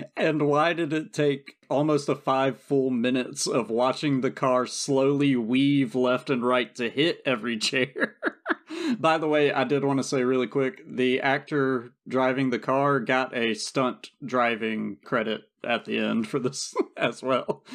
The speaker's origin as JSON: {"language": "English", "region": "South Georgia", "country": "United States", "said": "I'm from South Georgia and never took French"}